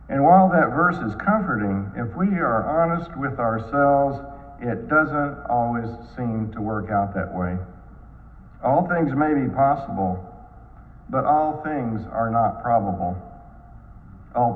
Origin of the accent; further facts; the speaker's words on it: Dallas, Texas, United States; When I was growing up in Dallas, our family attended a church much like Covenant